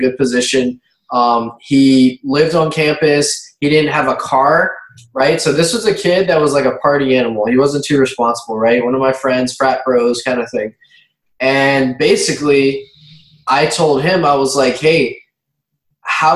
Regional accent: Baton Rouge, Louisiana, United States; I grew up mainly in Baton Rouge, Louisiana, which is the capital city of the state of Louisiana.

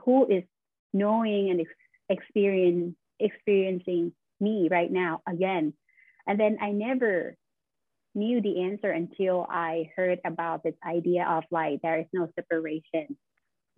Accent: Thailand; moved away as an adult; now in Buffalo, United States; I am originally from Thailand, and I just moved to Buffalo, New York last year.

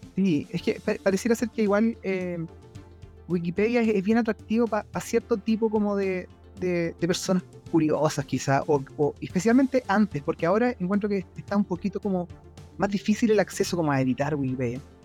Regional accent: Chile; yo vivo en Chile, eh, soy chileno también

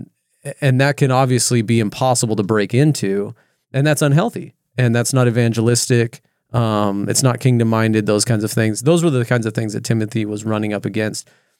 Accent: California, United States; now in Oregon, United States; And I was this outsider from California moving to Oregon.

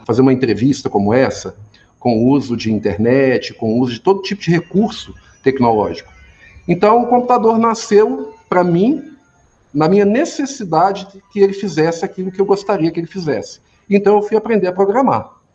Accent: Formiga, Minas Gerais, Brazil; also born or lived in Belo Horizonte; eu nasci aqui em Formiga, fui criado né, aqui na cidade.

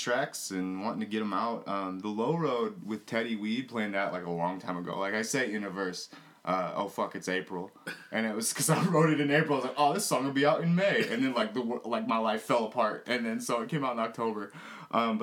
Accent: Oklahoma, United States; also born or lived in Twin Cities, Minnesota; now in Minneapolis-Saint Paul, United States; Twin City based, Red Dirt raised. Yeah, because I grew up in Oklahoma

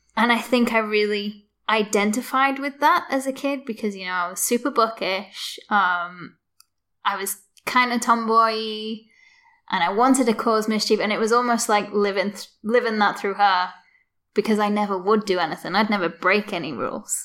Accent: Liverpool, North West England, United Kingdom; So I'm from Garston, like I say, which is an old docking town. It's where most of the ships go in to Liverpool.

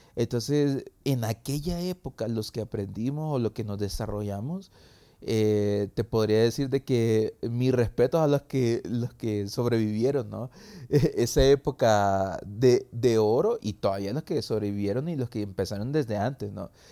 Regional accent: San Salvador, El Salvador; soy de El Salvador, de San Salvador

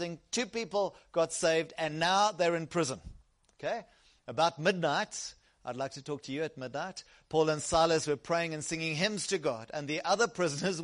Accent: South Africa; I originally come from the south coast

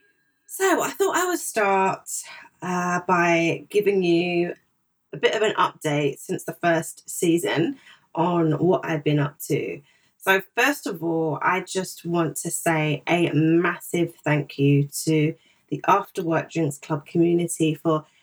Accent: Zimbabwe; also born or lived in Ghana / South Africa; now in United Kingdom; I'm originally from Zimbabwe

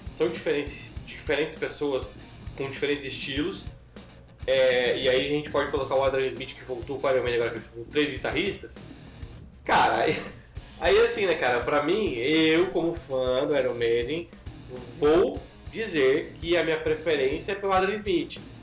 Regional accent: Brazil; eu sou brasileiro

